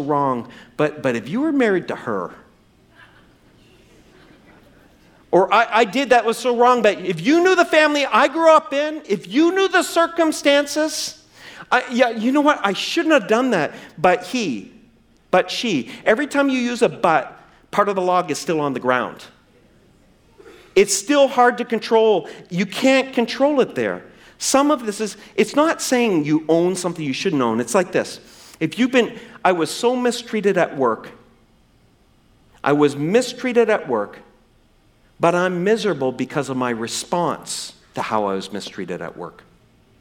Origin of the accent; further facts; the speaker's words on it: East Coast, New Brunswick, Canada; moved away; I grew up on the East Coast